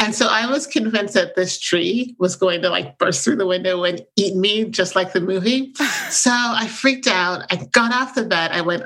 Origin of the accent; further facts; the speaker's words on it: Jamaica; moved away; So I grew up in Jamaica, the island, you know, in the Caribbean.